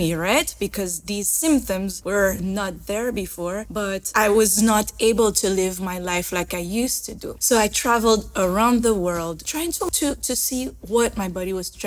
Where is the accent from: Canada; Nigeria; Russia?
Canada; Montreal, Quebec; also born or lived in Morocco; I was born in Morocco, and then my family flew to Canada, to Montreal, where I grew up